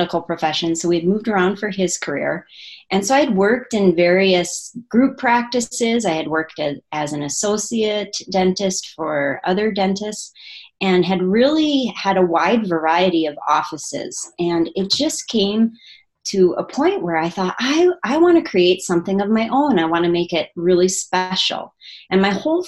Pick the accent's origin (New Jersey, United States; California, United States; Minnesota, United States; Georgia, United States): Minnesota, United States; small town in northern; moved away as an adult; also born or lived in Michigan; now in Oregon, United States; that was my hometown that we moved